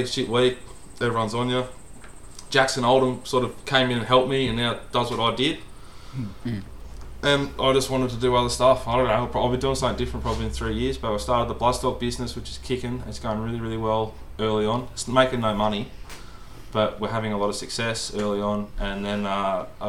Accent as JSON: {"language": "English", "town": "Sydney", "region": "New South Wales", "country": "Australia", "said": "I'm from Sydney"}